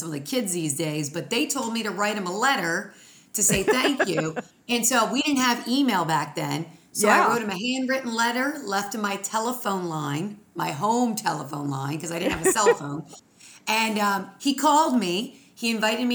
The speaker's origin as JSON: {"language": "English", "town": "Philadelphia", "region": "Pennsylvania", "country": "United States", "tie": "born or raised there", "also_born_or_lived": "Erie, Pennsylvania", "said": "growing up outside of Philly, we had a ton of snowstorms. When I was born outside of Erie, Pennsylvania, that's where I was born at."}